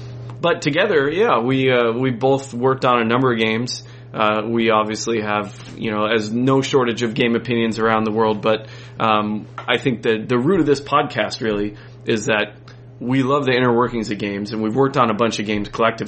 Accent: Boulder, Colorado, United States; now in Canada; Boulder, Colorado.

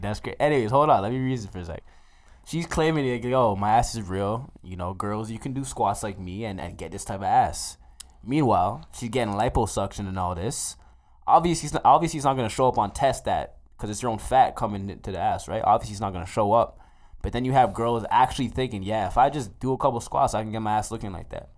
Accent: Mississauga, Ontario, Canada; now in Edmonton, Canada; I'm from Saga, born and raised, proud as shit

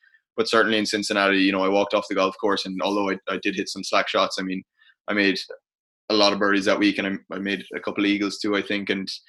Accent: Ireland; as an Irish international, you know, thankfully I suppose I'm very grateful to have the platform

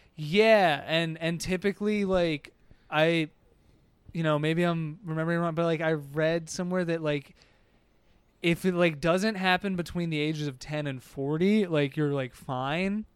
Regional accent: Harrisburg, Pennsylvania, United States; I grew up in Harrisburg

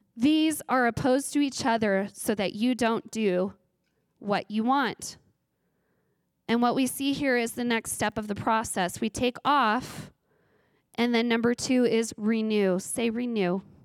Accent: Ridgecrest, California, United States; I grew up in Ridgecrest, California

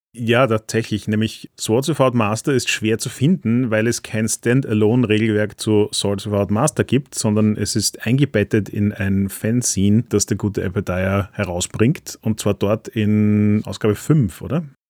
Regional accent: Austria; als Österreicher

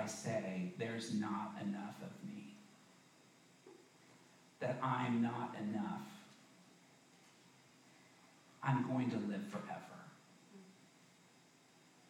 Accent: the South, United States; I grew up in the South

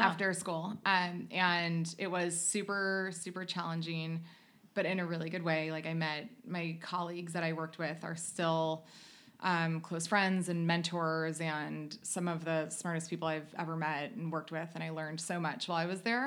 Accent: United States; moved away as an adult; also born or lived in North Carolina / Ohio; now in Southern California, United States; I grew up on North Carolina and Ohio background

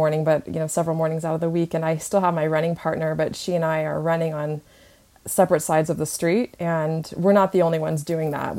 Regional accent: Redding, California, United States; moved away as an adult; also born or lived in Fullerton, California / Sacramento / San Francisco; now in Los Angeles, United States; Originally I was born in Southern California, but I grew up in Northern California in Redding

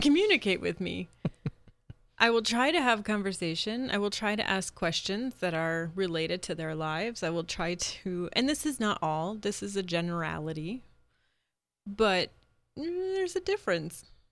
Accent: Midwest, United States; I'm from the Midwest. I'm a proud Midwesterner

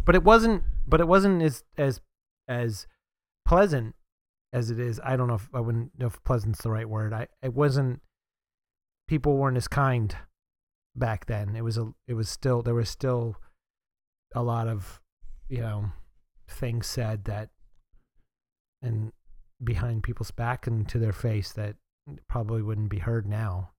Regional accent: Northeast, United States; I grew up in the Northeast

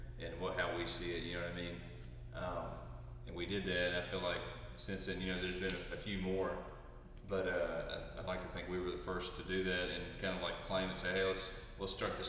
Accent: East Kentucky, United States; I'm from East Kentucky

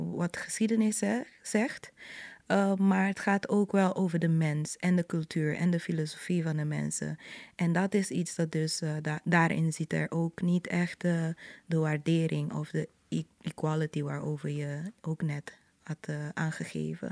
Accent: Curaçao; het was dus in buren zoals die waar ik ben opgegroeid, Terracara

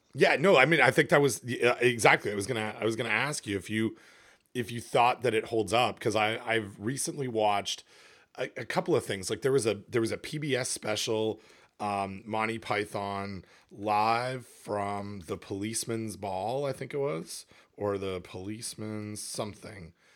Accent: Canada; moved away; I'm from Canada

